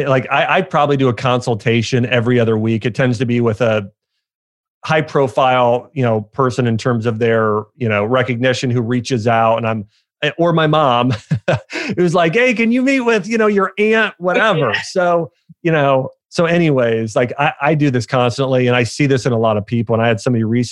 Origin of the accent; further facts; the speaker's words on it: Ohio, United States; my dad and I go to a Ohio State football game every year because we grew up in Ohio